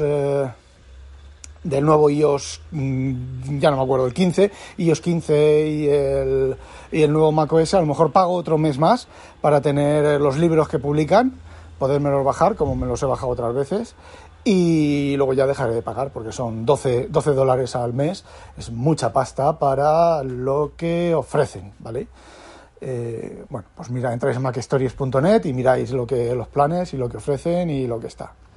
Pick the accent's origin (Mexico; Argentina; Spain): Spain; yo soy español, escribo en español